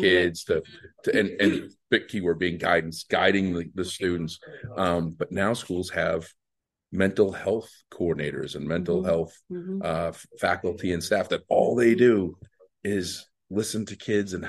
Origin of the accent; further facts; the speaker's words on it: Boston, Massachusetts, United States; I'm from Boston